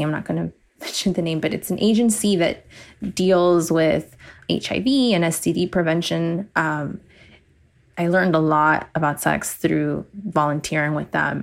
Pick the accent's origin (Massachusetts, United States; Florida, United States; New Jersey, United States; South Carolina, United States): Florida, United States; Miami; I was born and raised in Miami